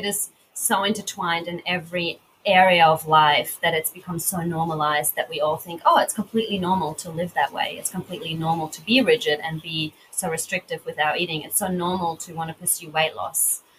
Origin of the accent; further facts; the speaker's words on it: Australia; accent: Australian; now in Portugal; And now I'm so aware of my accent because it really stands out, you know, because there aren't many Australians.